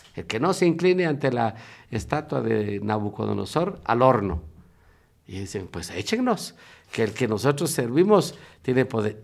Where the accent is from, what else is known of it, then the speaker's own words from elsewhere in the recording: Guatemala; moved away as an adult; also born or lived in Russia / United States; soy originario de Guatemala